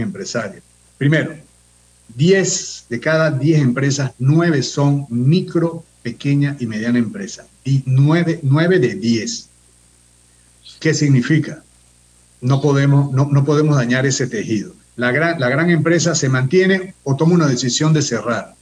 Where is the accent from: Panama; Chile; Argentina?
Panama; como panameño